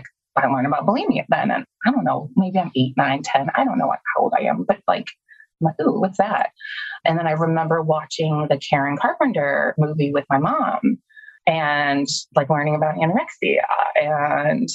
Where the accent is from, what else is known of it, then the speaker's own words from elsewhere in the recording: Illinois, United States; also born or lived in Minnesota; My mom got remarried when I was 6 and we moved from Minnesota to Illinois